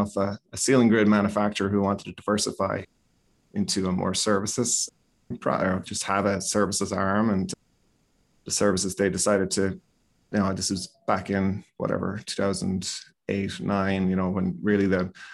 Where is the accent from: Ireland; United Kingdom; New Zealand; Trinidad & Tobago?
Ireland; moved away as an adult; now in Chicago, United States; So we graduated there and moved to the States probably back in 97, 98.